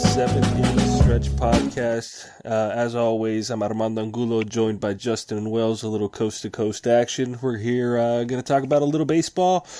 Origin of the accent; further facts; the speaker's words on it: Mexico; my hometown of Mexico